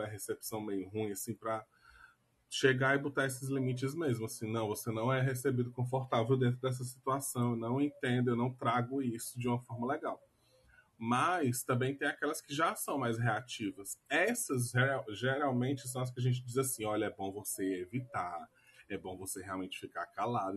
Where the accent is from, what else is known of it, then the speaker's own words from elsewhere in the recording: Brazil; a gente é brasileiro